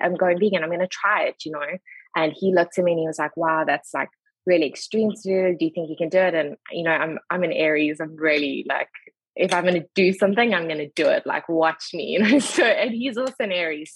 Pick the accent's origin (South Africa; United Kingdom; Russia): South Africa; Durban, KwaZulu-Natal; moved away as an adult; now in Charlotte, United States; I was born in Durban. But we kind of got this thing of once you've lived somewhere for 10 years, you can officially say you are from that province. So we are Durbanites through and through.